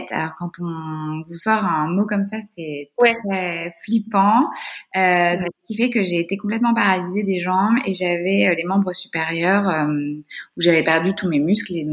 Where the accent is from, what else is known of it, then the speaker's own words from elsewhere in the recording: Brittany, France; moved away; Je suis bretonne